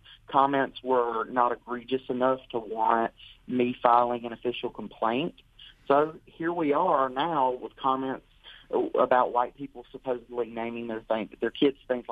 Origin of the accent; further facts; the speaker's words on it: Bahia, Georgia, United States; moved away as an adult; now in Washington, D.C., United States; I grew up in Bahia